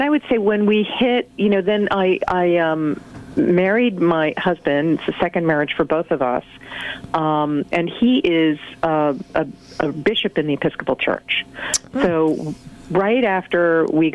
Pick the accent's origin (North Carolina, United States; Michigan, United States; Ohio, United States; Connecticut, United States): Connecticut, United States; Hartford; growing up in the Hartford area